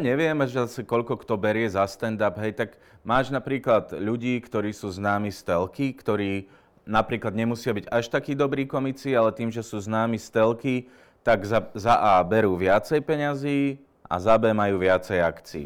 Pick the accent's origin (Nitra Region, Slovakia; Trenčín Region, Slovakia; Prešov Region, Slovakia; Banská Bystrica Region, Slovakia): Banská Bystrica Region, Slovakia; Lučenec; moved away as an adult; now in Bratislava, Slovakia; Tak ja som pôvodom z Lučenca, tam sa stále cítim akože doma